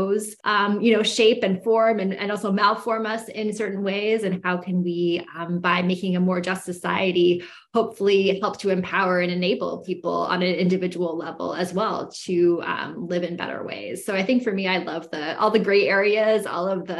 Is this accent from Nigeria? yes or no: no; Canada; moved away as an adult; now in United States; I grew up in Canada, what is, you know, colonially known as Canada.